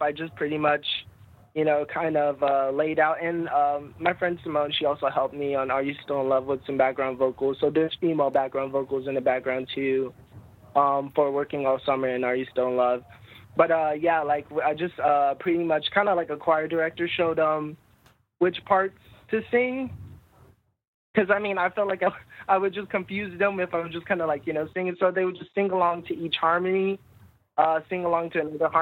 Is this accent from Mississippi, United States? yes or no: yes; Jackson, Mississippi, United States; moved away as an adult; also born or lived in North Dakota; I'm from Jackson, Mississippi